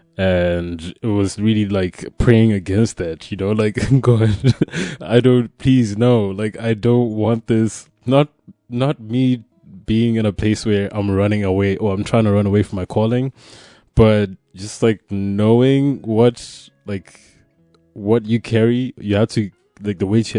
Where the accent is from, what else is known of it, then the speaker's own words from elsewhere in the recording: Zimbabwe; moved away as an adult; now in Poland; I'm from Zimbabwe, uh, and I came to Poland to study initially.